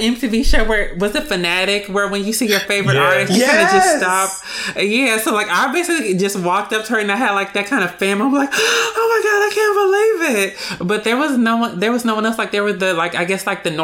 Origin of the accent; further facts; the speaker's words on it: Los Angeles, California, United States; I'm from Los Angeles